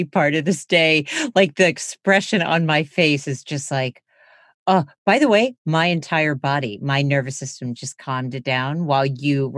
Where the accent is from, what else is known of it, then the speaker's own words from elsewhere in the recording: East Coast, United States; moved away as an adult; also born or lived in California; I grew up on the East Coast. I was in California for almost 17 years